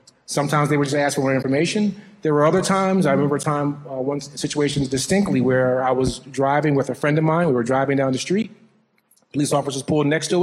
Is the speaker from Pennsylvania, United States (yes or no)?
yes; Philadelphia, Pennsylvania, United States; moved away as an adult; also born or lived in Washington, D.C.; now in Midwest, United States; growing up in Philadelphia, being a young Black male